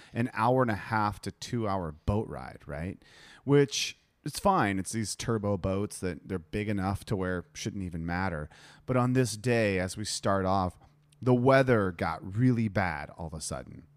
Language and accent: English; United States; moved away; I'm American